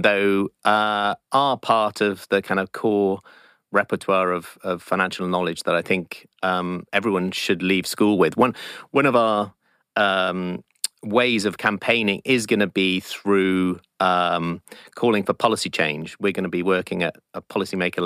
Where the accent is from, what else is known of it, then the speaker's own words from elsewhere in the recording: South Wales, United Kingdom; growing up in South Wales